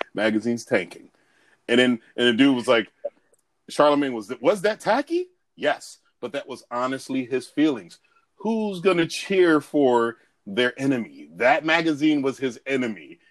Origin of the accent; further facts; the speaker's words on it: United States; I'm all American